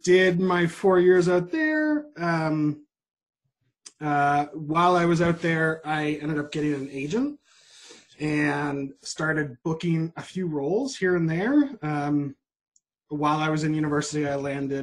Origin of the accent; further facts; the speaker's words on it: Toronto, Ontario, Canada; also born or lived in Maritimes / Nova Scotia; I was born in Toronto, but I consider myself from the Maritimes. That's where all my majority of my family is